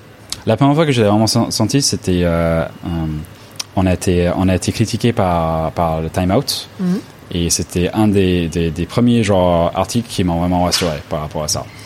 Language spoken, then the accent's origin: French; Los Angeles, California, United States; French is a second language; now in France; je viens de Los Angeles